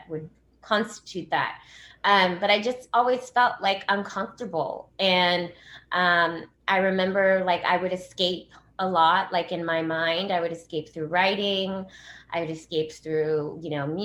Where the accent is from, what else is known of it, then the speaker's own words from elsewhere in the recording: Los Angeles, California, United States; I grew up in Los Angeles. So I actually grew up in Hollywood on like Sunset and Kenmore